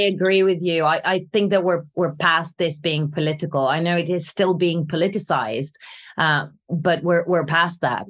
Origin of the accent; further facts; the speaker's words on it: Greece; now in London, United Kingdom; When I was growing up in Greece